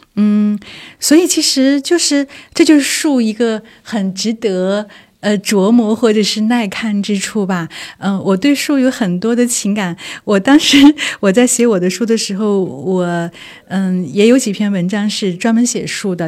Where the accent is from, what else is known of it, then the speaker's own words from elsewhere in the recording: Korla, Xinjiang, China; now in Beijing, China; 我小的时候是出生生长在新疆的